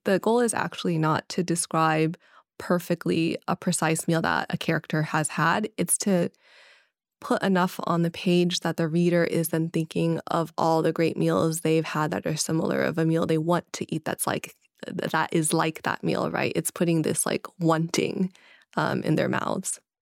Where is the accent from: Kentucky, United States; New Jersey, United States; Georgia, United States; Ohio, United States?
Kentucky, United States; growing up in Kentucky